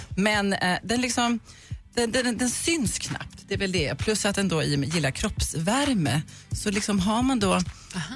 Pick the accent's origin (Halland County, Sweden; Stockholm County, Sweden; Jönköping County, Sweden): Jönköping County, Sweden; Huskvarna; jag är från Huskvarna